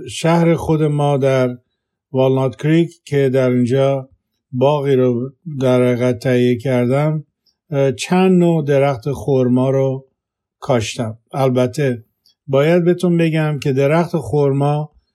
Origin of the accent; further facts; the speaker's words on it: Khuzestan, Iran; now in Walnut Creek, United States; زاده و بزرگ شده خوزستانم